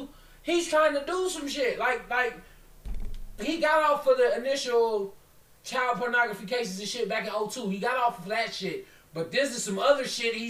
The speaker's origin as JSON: {"language": "English", "town": "Chicago", "region": "Illinois", "country": "United States", "tie": "born or raised there", "said": "I grew up in Chicago."}